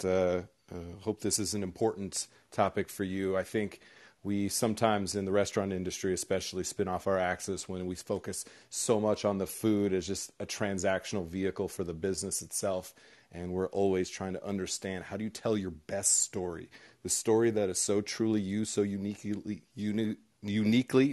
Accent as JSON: {"language": "English", "region": "Southern California", "country": "United States", "said": "I'm from Southern California and went to Iowa to work at my uncle's"}